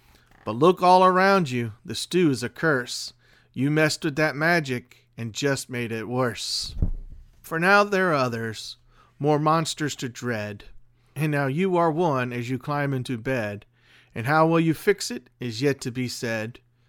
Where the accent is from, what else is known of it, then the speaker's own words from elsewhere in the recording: Louisiana, United States; as more people move into my parish, into my hometown, the more people that don't know the story, that don't know the area, they move here because it's close to New Orleans